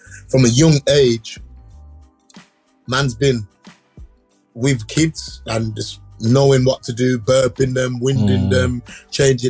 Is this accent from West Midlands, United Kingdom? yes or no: yes; Birmingham, West Midlands, United Kingdom; I grew up in an area called Erdington